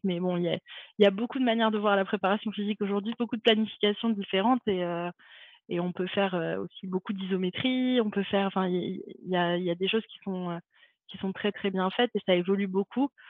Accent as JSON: {"language": "French", "town": "Montpellier", "region": "Occitania", "country": "France", "tie": "born or raised there", "also_born_or_lived": "Saint-Raphaël", "moved": "as an adult", "said": "je suis née à Montpellier et euh, j'ai grandi à Montpellier"}